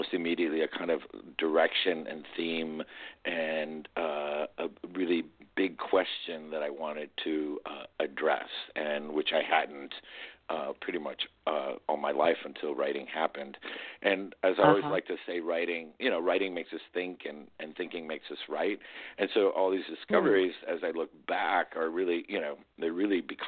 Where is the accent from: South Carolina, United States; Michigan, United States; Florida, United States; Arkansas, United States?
Florida, United States; Miami; also born or lived in Madrid, Spain / Cuba; growing up in Miami